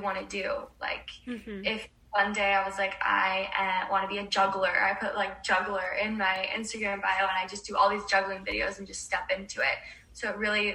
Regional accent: Oregon, United States; now in Los Angeles, United States; I'm from Oregon and I'm

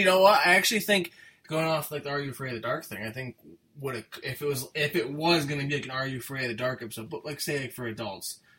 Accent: United States; I'm an American

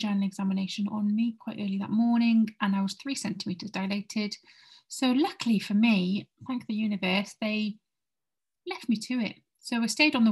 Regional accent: Aberystwyth, Wales, United Kingdom; moved away; I went home to my hometown in Aberystwyth

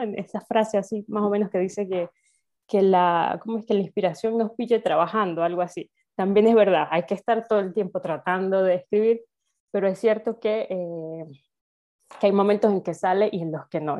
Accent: Venezuela; moved away as an adult; also born or lived in Spain; now in Salamanca, Spain; soy venezolana, en Venezuela hice mi carrera de historia y luego emigré a España

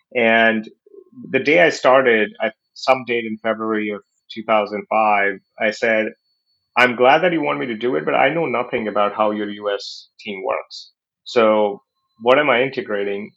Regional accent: New Delhi, Delhi, India; moved away as an adult; also born or lived in Silicon Valley; I was born in New Delhi, India, in a lower middle income business family. Uh, started working with my dad when I was young

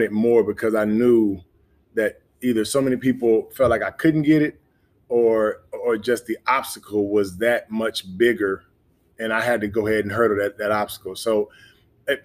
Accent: Memphis, Tennessee, United States; I'm from Memphis. So grew up in Memphis

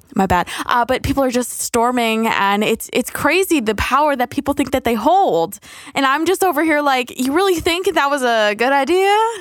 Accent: United States; as Americans

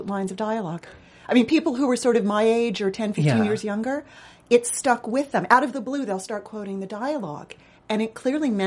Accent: Los Angeles, California, United States; I grew up in Los Angeles

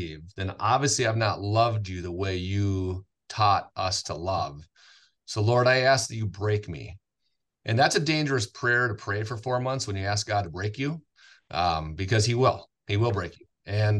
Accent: Willmar, Minnesota, United States; also born or lived in St. Cloud, Minnesota; I'm born and raised in Wilmer, went to community Christian school, kindergarten through sixth grade.

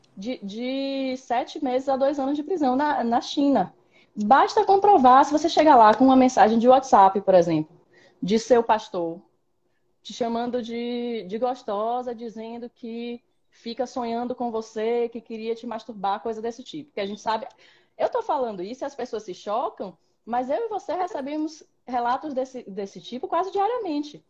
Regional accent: Salvador, Bahia, Brazil; eu nasci em Salvador, grande metrópole

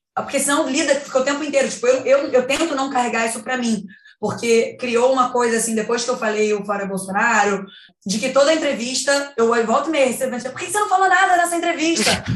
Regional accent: Brazil; eu sou brasileira

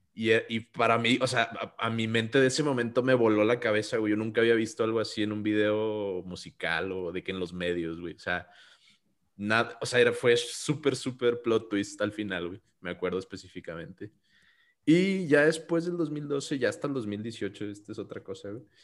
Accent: Mexico; yo soy mexicano

